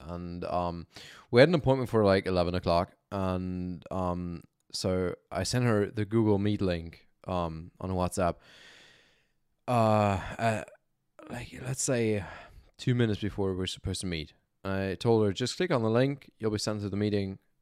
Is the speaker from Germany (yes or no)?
yes; Germany; I was born and raised in Germany